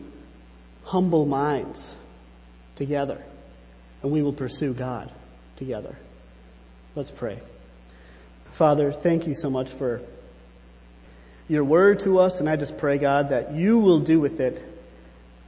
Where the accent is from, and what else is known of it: United States